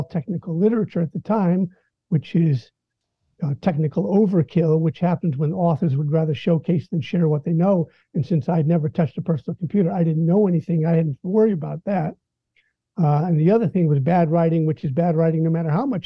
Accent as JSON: {"language": "English", "town": "Mill Valley", "region": "California", "country": "United States", "tie": "born or raised there", "said": "I grew up in Mill Valley, California"}